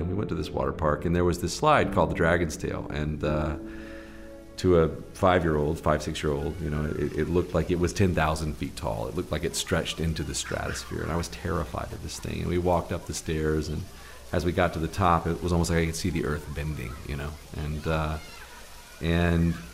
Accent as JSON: {"language": "English", "town": "Birmingham", "region": "Alabama", "country": "United States", "tie": "born or raised there", "said": "I grew up in Birmingham, Alabama, of all places, and deep in the South"}